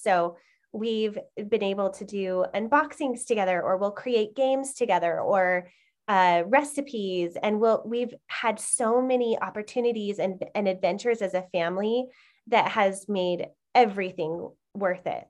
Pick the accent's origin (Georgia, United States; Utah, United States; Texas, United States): Utah, United States; I've been born and raised in Utah.